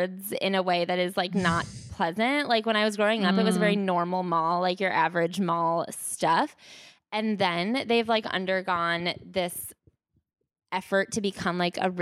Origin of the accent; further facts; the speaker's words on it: 30 minutes outside of Chicago, Illinois, United States; I grew up 30 minutes outside of Chicago